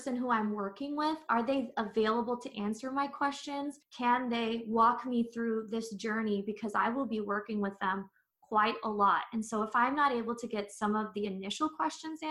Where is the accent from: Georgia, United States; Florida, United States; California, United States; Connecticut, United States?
California, United States; San Diego; moved away; I'm originally from San Diego and come from a big Filipino American family